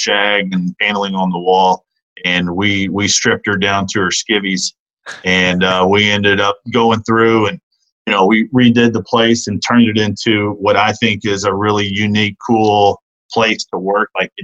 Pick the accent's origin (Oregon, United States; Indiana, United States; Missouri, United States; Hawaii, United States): Missouri, United States; outside of St. Louis; moved away; I'm kind of a Midwest guy by heart. You know, I grew up outside of St. Louis